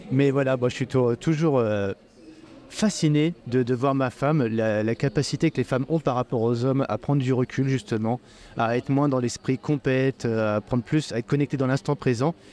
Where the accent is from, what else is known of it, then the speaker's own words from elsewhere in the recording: Le Mans, Pays de la Loire, France; moved away as an adult; now in Réunion, France; moi, je suis née en Sarthe, au Mans.